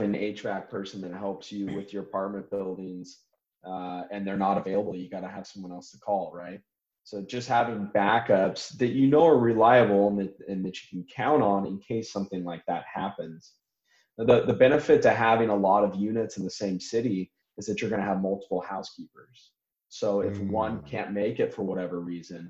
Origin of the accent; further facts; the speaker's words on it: California, United States; moved away as an adult; now in Florianopolis, Brazil; I'm from California originally